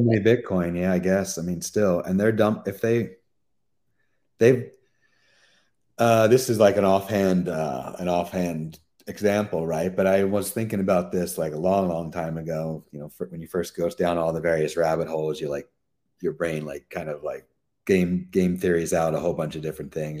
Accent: Pennsylvania, United States; Pennsylvania, which is my home state

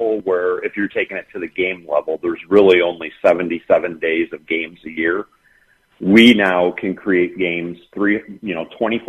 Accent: Detroit, Michigan, United States; we're from Detroit

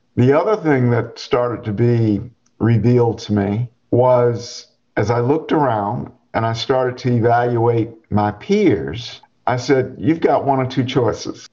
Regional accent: Charlotte, North Carolina, United States; now in Chapel Hill, United States; I grew up outside of Charlotte, North Carolina, one of nine children, grew up on the farm

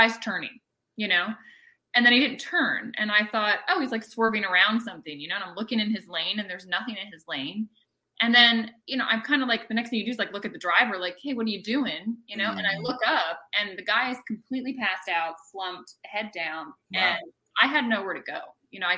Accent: right outside of Annapolis, Maryland, United States; moved away as an adult; now in Florida, United States; I was born and raised in Maryland, right outside of Annapolis

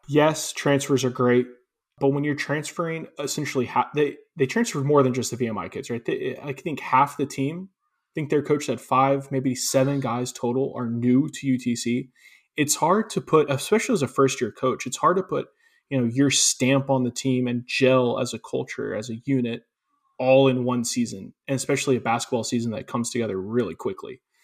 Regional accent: Chattanooga, Tennessee, United States; I grew up in Chattanooga

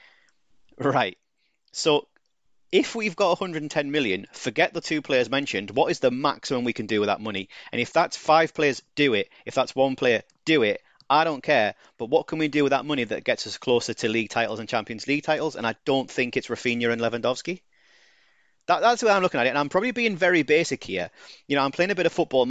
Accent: United Kingdom; I'm too British.

